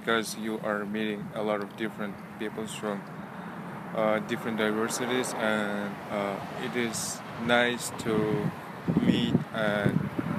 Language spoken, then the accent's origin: English; Kyrgyzstan; English is a second language; moved away; I'm from Kyrgyz Republic.